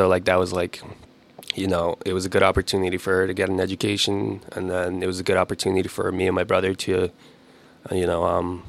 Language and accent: English; Waltham, Massachusetts, United States; also born or lived in Mongolia; lived in Waltham, Massachusetts for basically my whole life. Like, grew up there.